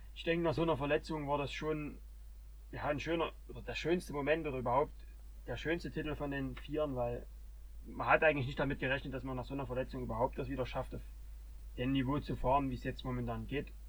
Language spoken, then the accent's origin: German; Germany; hier bei uns in Deutschland